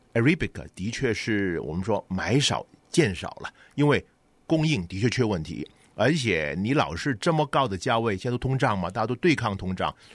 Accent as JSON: {"language": "Chinese", "country": "China", "said": "我们中国人可能叫上火"}